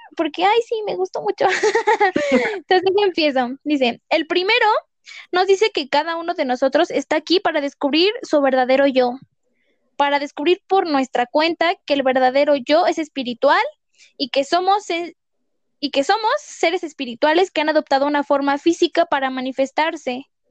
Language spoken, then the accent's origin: Spanish; State of Mexico, Mexico; somos dos personas del Estado de México